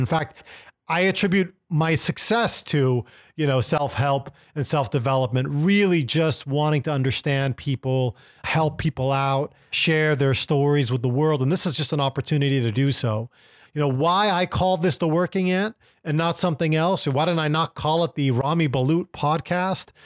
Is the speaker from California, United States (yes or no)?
yes; Millbrae, California, United States; moved away as an adult; also born or lived in Lebanon / Koreatown, Los Angeles; growing up in Millbrae, California